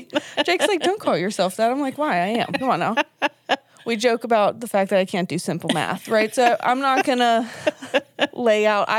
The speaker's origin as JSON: {"language": "English", "town": "Pittsburgh", "region": "Pennsylvania", "country": "United States", "said": "We are obviously from Pittsburgh, PA, as we have said possibly a trillion times. We're here in Pennsylvania."}